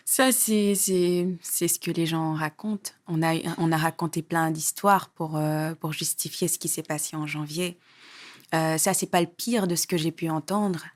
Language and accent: French; Senegal; also born or lived in Parcelles Assainies, Dakar, Senegal; J'ai, j'ai grandi à, à Hambourg, mais j'ai passé mes plus jeunes années au Parcelles Assainies, à Dakar